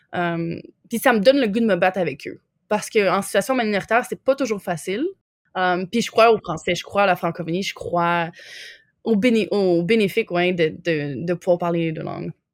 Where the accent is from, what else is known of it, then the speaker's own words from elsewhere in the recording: Quebec, Canada; moved away as an adult; also born or lived in Lanaudière / Montreal / Jasper, Alberta; now in Winnipeg, Canada; j'ai grandi au Québec.